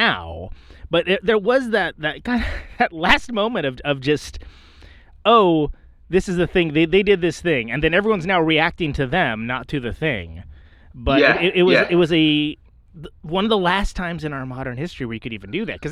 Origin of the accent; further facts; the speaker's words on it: Bay Area, California, United States; I'm from the Bay